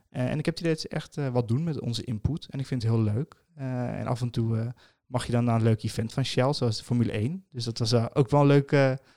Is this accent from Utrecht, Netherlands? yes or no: no; Amsterdam, North Holland, Netherlands; Wat denk je zelf? Ik kom uit Amsterdam, hè?